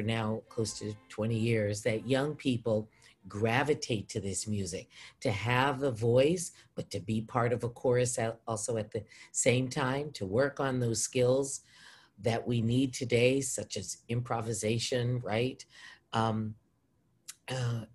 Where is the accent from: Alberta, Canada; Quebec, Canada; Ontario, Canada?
Alberta, Canada; Edmonton; moved away; also born or lived in Rhode Island (Brown University) / British Columbia; I am born and raised in Edmonton, Alberta, Canada